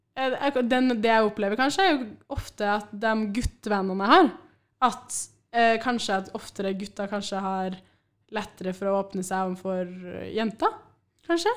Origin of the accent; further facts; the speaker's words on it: Trondheim, Trøndelag, Norway; jeg har vært hjemme på Byåsen hele uka.